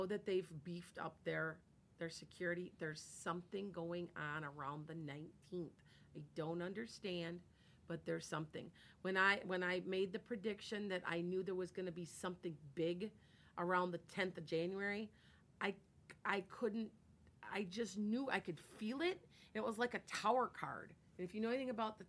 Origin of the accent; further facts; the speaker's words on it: Midwest, United States; accent: Midwestern; I have Midwestern accent